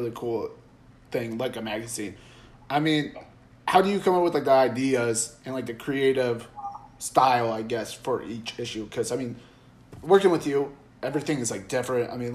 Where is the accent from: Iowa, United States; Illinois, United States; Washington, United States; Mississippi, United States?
Iowa, United States; Des Moines; now in Laredo, United States; if I ever got, like, the opportunity to work at the Des Moines Register, I probably would take it because, I mean, that's the hometown paper I read